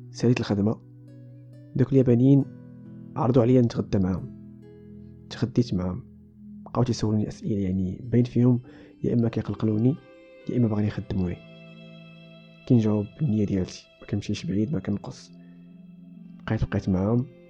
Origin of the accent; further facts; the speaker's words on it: Morocco; عندنا في المغرب